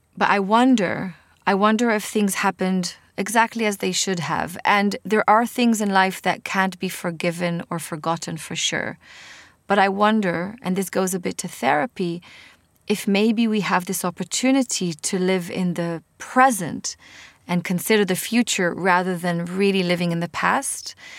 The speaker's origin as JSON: {"language": "English", "country": "Israel", "accent": "Israeli", "second_language": "English", "said": "I'm obviously with my Israeli accent"}